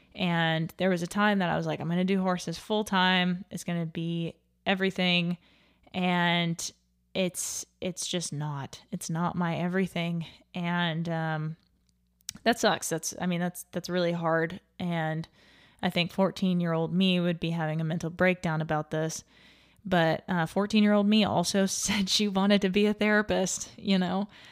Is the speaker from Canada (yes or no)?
no; Little Rock, Arkansas, United States; my my home town of Little Rock